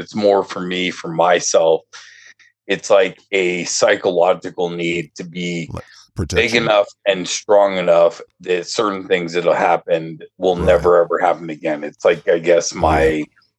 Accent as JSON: {"language": "English", "town": "Denver", "region": "Colorado", "country": "United States", "tie": "born or raised there", "said": "I grew up in Denver, well, in one of the suburbs outside of Denver"}